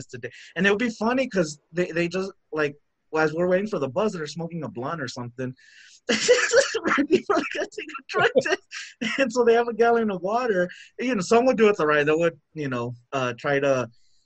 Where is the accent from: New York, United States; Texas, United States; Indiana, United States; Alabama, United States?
Texas, United States; El Paso; I'm from El Paso, right? The border town